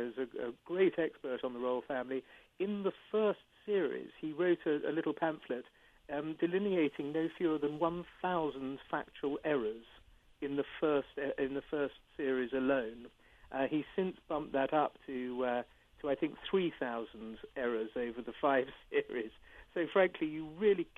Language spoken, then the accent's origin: English; England, United Kingdom; I'm an Englishman